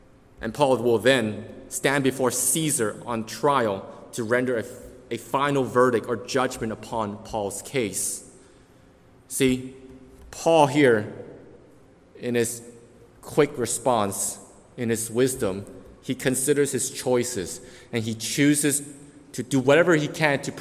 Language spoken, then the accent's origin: English; Canada; we as Canadians have the Canadian Constitution